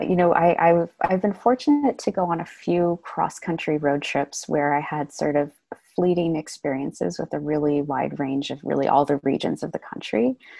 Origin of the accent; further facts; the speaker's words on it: San Francisco, California, United States; also born or lived in Sag Harbor, New York; I was born and raised in San Francisco, but I actually spent a large portion of my upbringing in Sag Harbor, which is on the east end of Long Island.